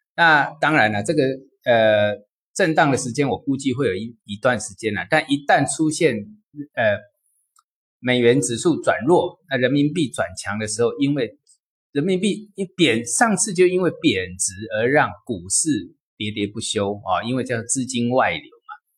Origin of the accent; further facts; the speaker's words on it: China; 我们中国